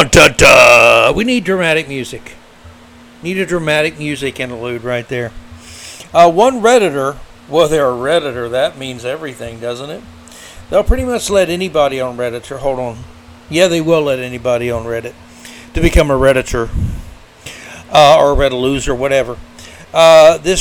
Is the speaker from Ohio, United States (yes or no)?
no; Florida, United States; I grew up in Florida